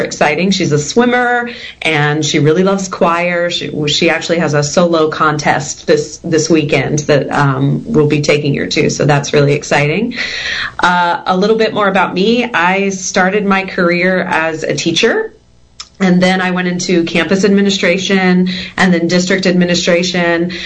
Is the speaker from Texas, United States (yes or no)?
yes; Texas, United States; I grew up in Texas. I'm a homegrown Texan